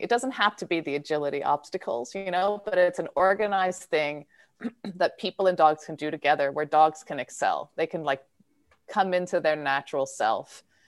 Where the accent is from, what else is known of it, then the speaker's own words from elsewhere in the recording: Philadelphia, Pennsylvania, United States; I'm from Philadelphia